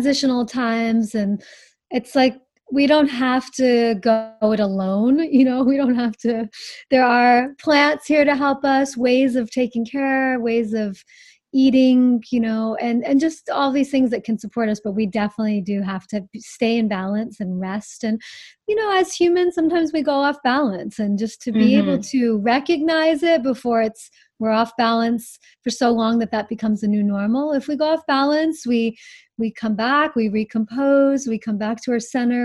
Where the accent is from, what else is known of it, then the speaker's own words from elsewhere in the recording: the North, East Coast, United States; moved away; I'm from the East Coast. I came from the North